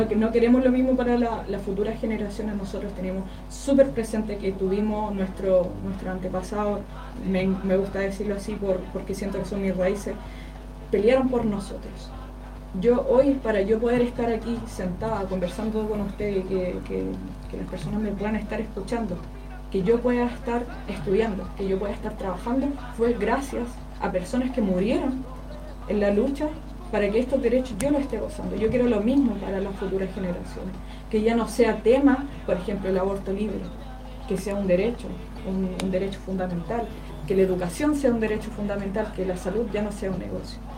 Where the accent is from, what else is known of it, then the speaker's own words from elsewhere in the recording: Curicó, Maule, Chile; yo que nací, crecí eh, en Aguas Negras